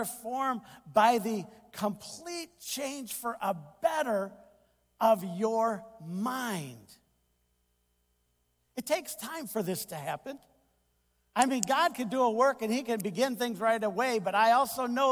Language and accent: English; United States; I enjoy being an American